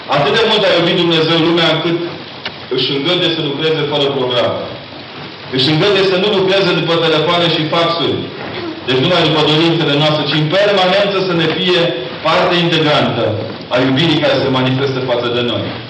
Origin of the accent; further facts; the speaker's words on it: Transylvania, Romania; Ca ardelean